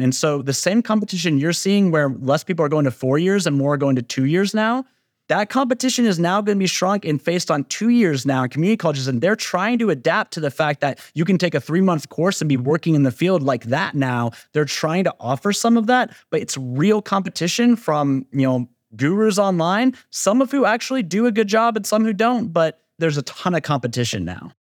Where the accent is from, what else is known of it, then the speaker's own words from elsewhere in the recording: Georgia, United States; my home state of Georgia